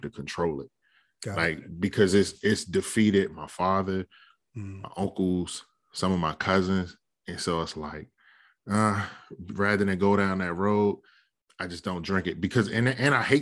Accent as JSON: {"language": "English", "town": "Capitol Heights", "region": "Maryland", "country": "United States", "tie": "born or raised there", "said": "me and you, we grew up in Capitol Heights"}